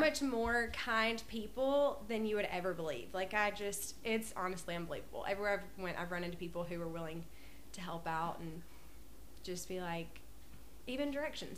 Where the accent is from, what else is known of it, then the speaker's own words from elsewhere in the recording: North Alabama, United States; moved away as an adult; also born or lived in China / Tennessee; now in Columbia, Tennessee, United States; I'm from North Alabama, but I moved to Columbia, I guess, in 2015, 2016